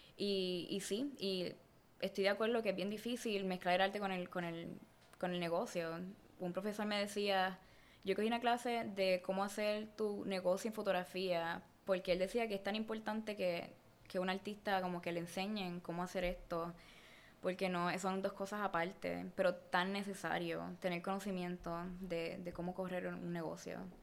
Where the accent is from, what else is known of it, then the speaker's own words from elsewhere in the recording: Puerto Rico; moved away as an adult; now in Los Angeles, United States; cuando yo me fui de Puerto Rico